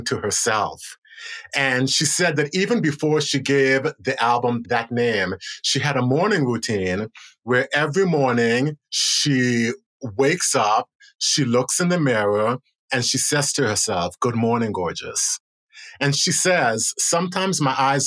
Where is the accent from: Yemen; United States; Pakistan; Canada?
United States; also born or lived in Buenos Aires, Argentina; I felt so proud as an American, so proud as a Black American